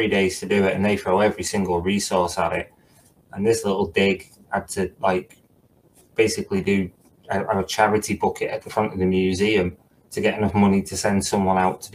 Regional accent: Runcorn, North West England, United Kingdom; my hometown of Runcorn

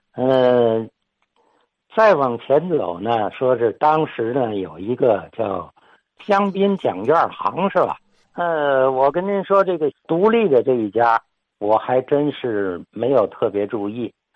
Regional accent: Tianjin, China; 我小时候在日伪时期跟着家长遛这一段儿地方

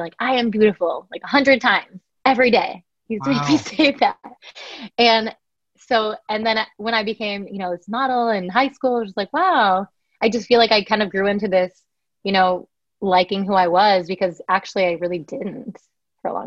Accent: Chicago, Illinois, United States; also born or lived in Connecticut; So I was born in Connecticut and then grew up in Chicago in the suburbs

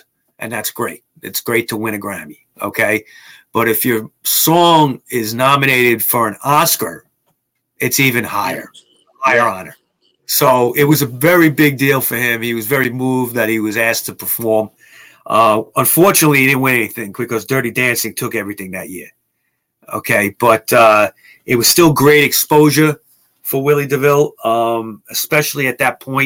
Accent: New York City, New York, United States; I'm from Queens

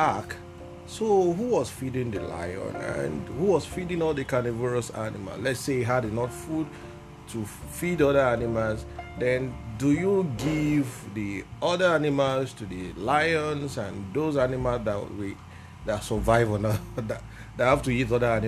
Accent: Ogun State, Nigeria; I am from Ogun State, Nigeria

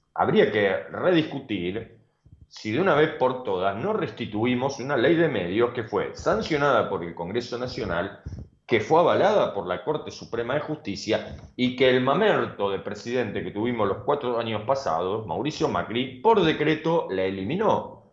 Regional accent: Argentina; la solidaridad que nos caracteriza como argentinos

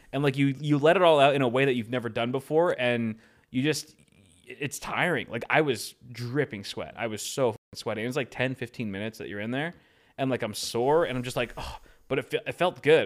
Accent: Los Angeles, California, United States; we're from L

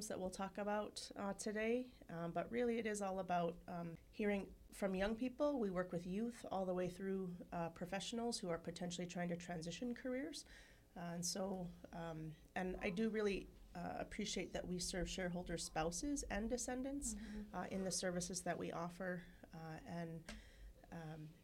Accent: Dillingham, Alaska, United States; My family comes from Kakdagru, which is Kotzebue, and I grew up in Chogiung in Dillingham.

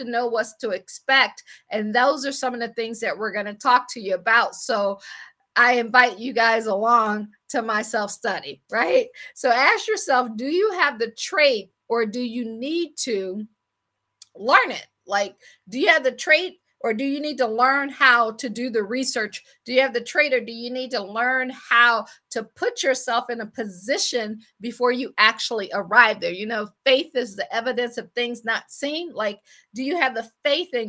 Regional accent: Akron, Ohio, United States; moved away as an adult; also born or lived in Washington, D.C. / Baltimore / Boston / Pittsburgh; I am from Akron, Ohio. I always like to say I grew up shy, sheltered in church basically 6 days a week

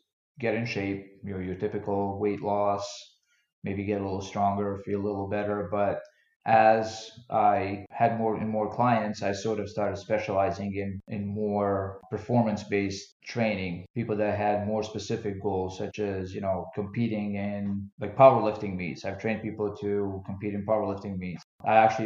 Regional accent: Bosnia & Herzegovina; moved away; also born or lived in Philadelphia; When I grew up in Bosnia, I played a lot of team sports like basketball and soccer

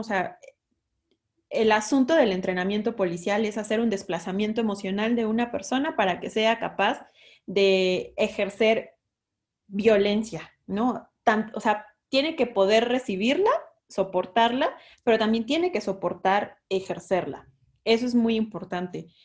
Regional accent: San Andrés Tuxtla, Veracruz, Mexico; Yo soy de Veracruz, ¿no? De un pueblito de Veracruz, de San Andrés Tuxtla

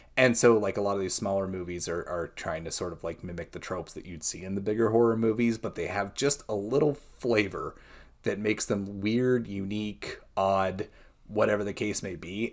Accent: United States; I too am from a small town, Columbia County Fair and Rodeo. My aunt and uncle are pretty much the head of the board, so that gives you how, like, you know, glimpse into how small of a town I grew up

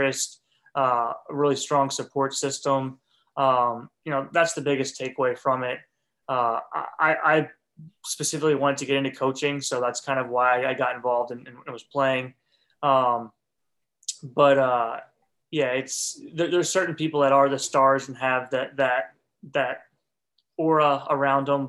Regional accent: Northeast, United States; now in Alabama, United States; where I grew up in the Northeast

